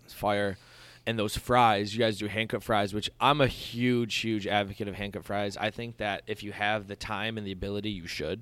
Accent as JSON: {"language": "English", "town": "Dunkirk", "region": "New York", "country": "United States", "moved": "yes", "lives_now": "Buffalo, United States", "said": "I'm from Dunkirk, Fredonia, which is as, pretty much as small town as you can get in Western New York"}